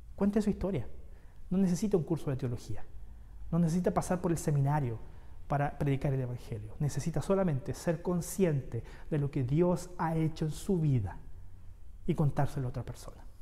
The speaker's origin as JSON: {"language": "Spanish", "town": "Santiago", "region": "Santiago Metropolitan Region", "country": "Chile", "moved": "yes", "lives_now": "Concepción, Chile", "said": "yo soy santiaguino, yo vengo de Santiago"}